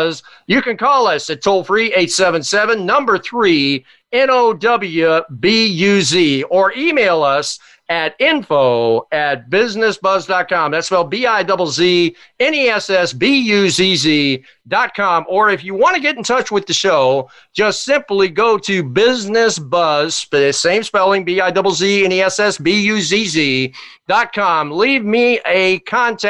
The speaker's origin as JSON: {"language": "English", "town": "Arlington", "region": "Virginia", "country": "United States", "tie": "born or raised there", "said": "I grew up in Arlington, Virginia"}